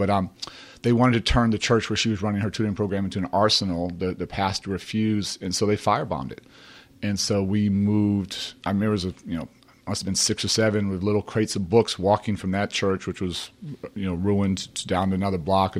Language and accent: English; Chicago, Illinois, United States; Well, first of all, it is great to be home. And I grew up at 56 in Blackstone.